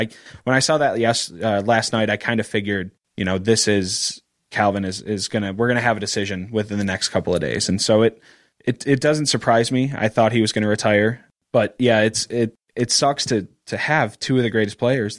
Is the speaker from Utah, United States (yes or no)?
no; Rochester, Michigan, United States; also born or lived in Royal Oak, Michigan; So I've grown up in Rochester, went through the Rochester School District. All of my schools, it's a small area.